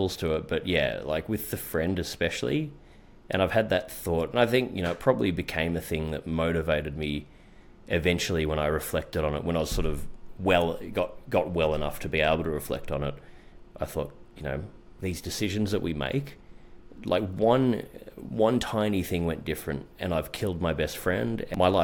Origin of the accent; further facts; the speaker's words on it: Melbourne, Victoria, Australia; I actually became, very well known in where I grew up in Melbourne.